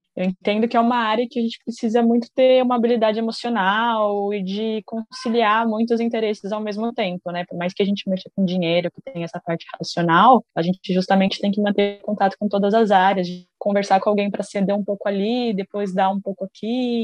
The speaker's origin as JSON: {"language": "Portuguese", "region": "São Paulo", "country": "Brazil", "tie": "born or raised there", "also_born_or_lived": "São Carlos", "moved": "as an adult", "said": "sou do interior de São Paulo, mas cresci na capital e me mudei para São Carlos também para estudar imagem e som"}